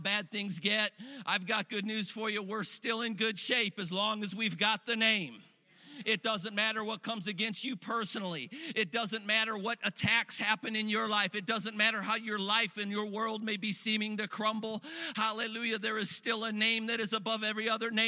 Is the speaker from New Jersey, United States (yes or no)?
no; Cleveland, Ohio, United States; I grew up in Cleveland, weather very similar to Erie, Pennsylvania. And, you know, us Rust Belt Northerners are used to lake effect snow.